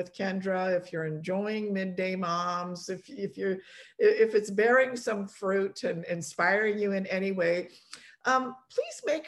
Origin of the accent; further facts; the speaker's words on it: Canada; also born or lived in Poland; I was born in Poland and came to Canada as an immigrant family, and I was only 2 years old